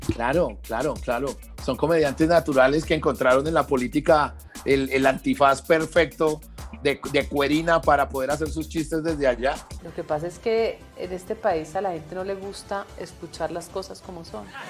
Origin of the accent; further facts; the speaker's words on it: Bogotá, Colombia; also born or lived in Pereira; en una, en una eh, localidad muy grande de Bogotá, que fue donde vivimos, que es la localidad de Engativá